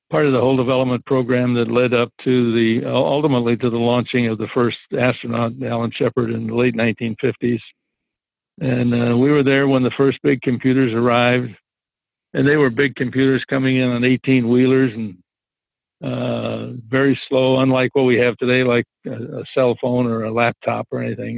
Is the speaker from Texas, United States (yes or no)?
no; Chicago, Illinois, United States; growing up in Chicago back in, in that day